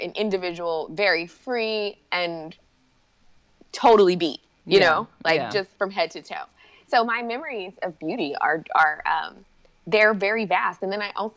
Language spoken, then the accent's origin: English; Texas, United States; also born or lived in Las Vegas, Nevada; I was born in Las Vegas. Okay. And I was raised in Texas.